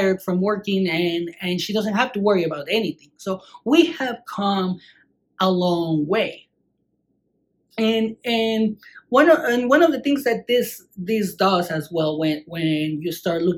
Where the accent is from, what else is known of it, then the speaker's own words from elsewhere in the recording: Mexico; moved away; when I grew up in Mexico